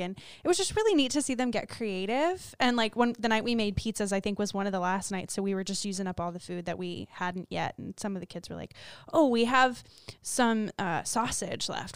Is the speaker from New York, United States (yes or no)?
no; Florida, United States; we're from Florida